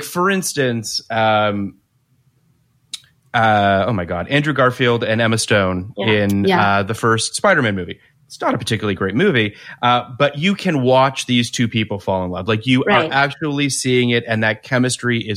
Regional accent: Canada; I'm Canadian

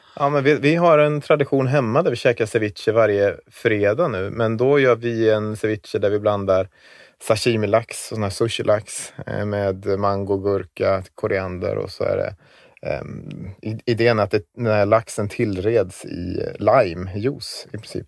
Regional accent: Visby, Gotland, Sweden; moved away as an adult; also born or lived in Zambia; Jag växte upp i Visby då. En stor del, största delen av mitt liv har ju varit där innerstaden

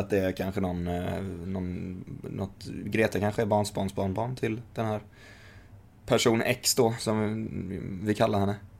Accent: Sweden

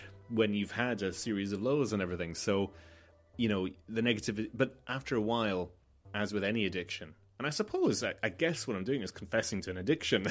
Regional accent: Malta; Growing up in Malta

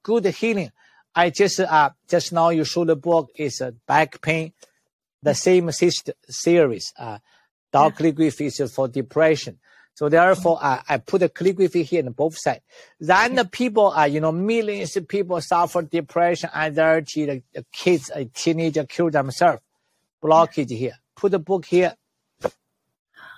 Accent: China; moved away; also born or lived in Canada; I was born in China

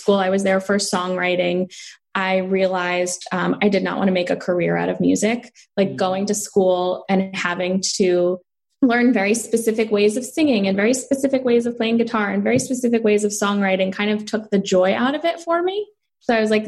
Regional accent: New Jersey, United States; moved away as an adult; also born or lived in Boston / Los Angeles / Savannah; now I'm back in New Jersey

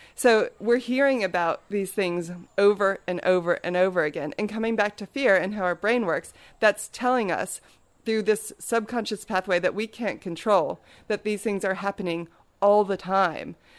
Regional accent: Maryland, United States; I grew up in Maryland on the east coast of the United States

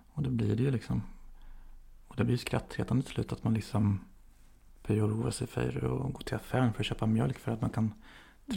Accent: Motala, Östergötland, Sweden; Där jag är uppvuxen. I Motala

